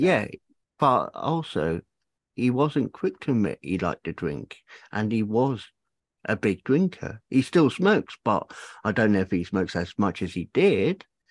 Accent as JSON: {"language": "English", "area": "Cornwall", "region": "South West England", "country": "United Kingdom", "moved": "yes", "said": "Originally Cornwall."}